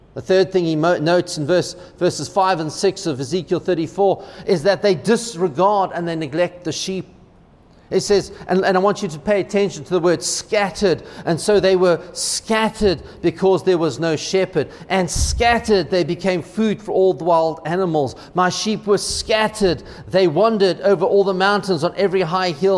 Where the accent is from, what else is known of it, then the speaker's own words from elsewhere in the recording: United States; as an American